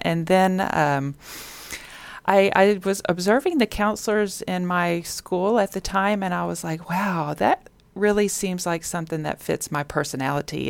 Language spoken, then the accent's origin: English; Richmond, Texas, United States; now in Sugar Land, United States; I didn't grow up in Sugarland. I grew up in Richmond.